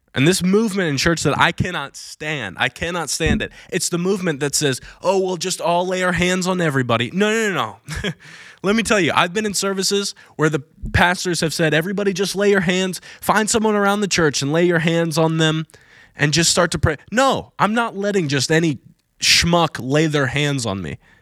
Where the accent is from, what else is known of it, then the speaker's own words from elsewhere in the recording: Virginia Beach, Virginia, United States; moved away as an adult; now in Florida, United States; I was gonna go back to Virginia Beach